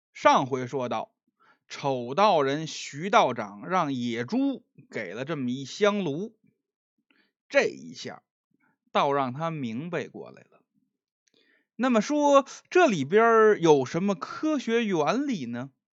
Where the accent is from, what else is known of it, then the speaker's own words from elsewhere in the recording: Beijing, China; accent: Beijing dialect; 用我们北京话讲